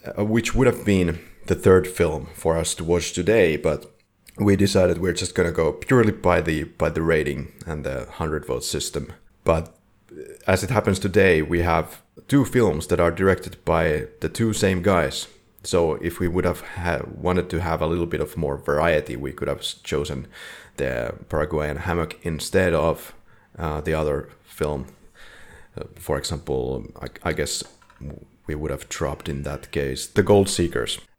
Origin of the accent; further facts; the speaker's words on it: Finland; we are from Finland, Finland